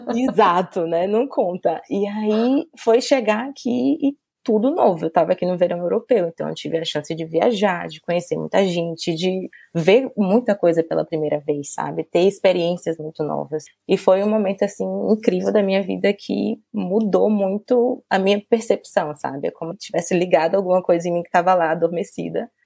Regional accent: Salvador, Bahia, Brazil; first language Portuguese; moved away as an adult; now in England; minha vida na Bahia

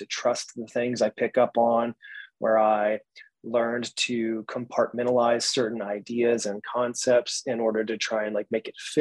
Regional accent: Georgia, United States; I was raised in Georgia in the Bible Belt of the States. So the South, the good old South

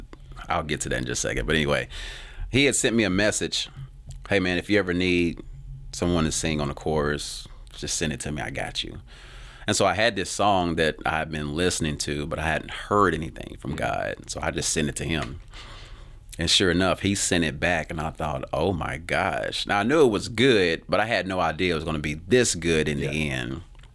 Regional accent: Tennessee, United States; So I'm not ashamed to be from Tennessee. I'm actually very grateful. So I want to make sure people understand that. Yeah, this is based out of Tennessee.

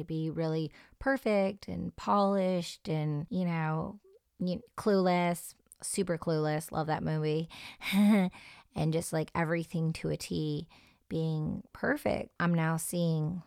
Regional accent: suburban Detroit area, Michigan, United States; I'm someone who was raised in a more suburban atmosphere, and I was taught to stay away from certain scenes, but then I would go to Detroit and hang out in very raw, real atmospheres. Growing up in the Detroit electronic music scene

